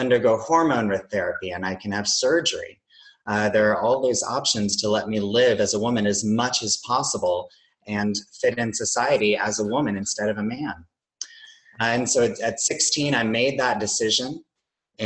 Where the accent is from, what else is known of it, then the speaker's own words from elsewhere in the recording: South Carolina, United States; moved away as an adult; I grew up in South Carolina in a smaller town